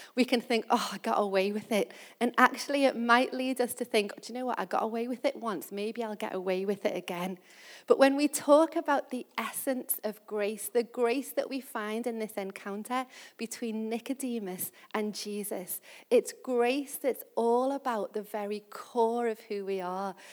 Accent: Liverpool, North West England, United Kingdom; I'm from Liverpool and I love talking about Liverpool.

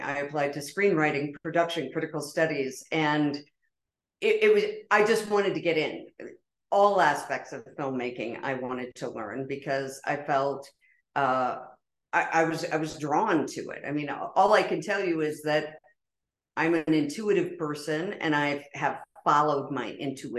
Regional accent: Pennsylvania, United States; moved away as an adult; the small town, humble beginnings where I grew up in Pennsylvania

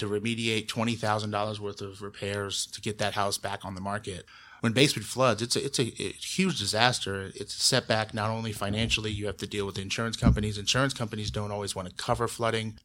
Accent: Columbus, Ohio, United States; now in Bexley, United States; I grew up in Berwick, which is the neighborhood directly south of Bexley, bordering Livingston

